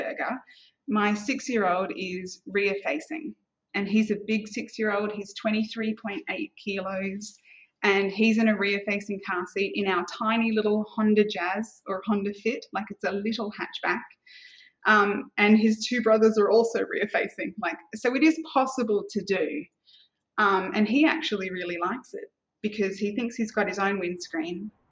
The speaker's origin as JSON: {"language": "English", "country": "Australia", "moved": "yes", "lives_now": "Singapore", "said": "And so I'm Australian. Coming from Australia"}